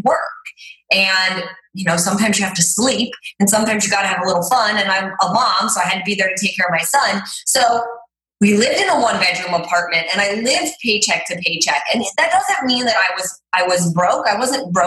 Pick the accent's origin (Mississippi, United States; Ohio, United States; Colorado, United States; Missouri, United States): Ohio, United States; Cleveland; now in Los Angeles, United States; I grew up in Cleveland, Ohio